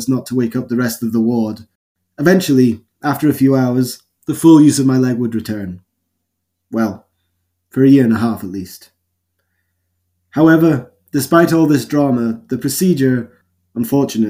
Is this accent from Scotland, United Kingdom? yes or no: yes; Highlands of Scotland, United Kingdom; I grew up in the Highlands of Scotland